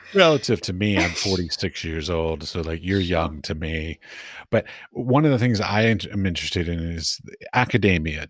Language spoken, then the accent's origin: English; United States; moved away; also born or lived in Middle East; I'm American